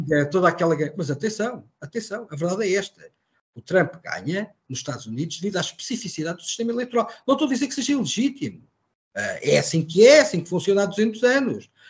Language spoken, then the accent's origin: Portuguese; Portugal; Eu não sou americano, sou português.